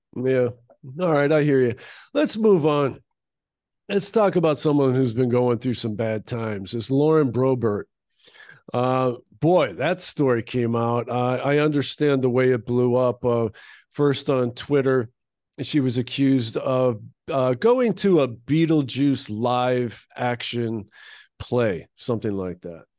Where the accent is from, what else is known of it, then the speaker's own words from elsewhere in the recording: United States; as an American